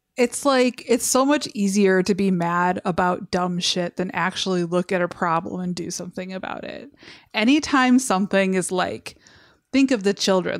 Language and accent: English; Westland, Michigan, United States; I grew up in Westland. Yeah. It's a city named after a mall.